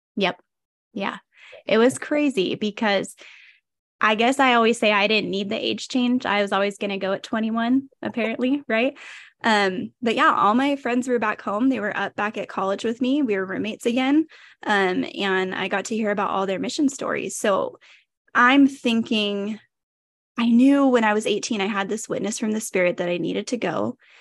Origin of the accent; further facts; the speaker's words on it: Modesto, California, United States; also born or lived in Idaho; So I am from Modesto, California. I'm a born and raised California girl